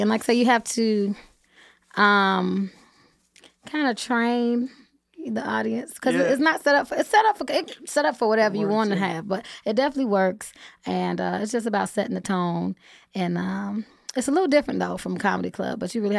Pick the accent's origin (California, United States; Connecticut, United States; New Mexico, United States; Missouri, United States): California, United States; Inglewood; born or raised there